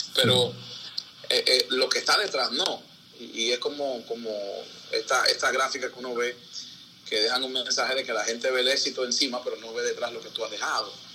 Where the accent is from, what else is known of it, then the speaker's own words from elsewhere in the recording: Santo Domingo, Distrito Nacional, Dominican Republic; also born or lived in Nizao, San José de Ocoa; me trajeron a la capital y entonces aquí nada, aquí vivíamos en Capotillo, ahí me crié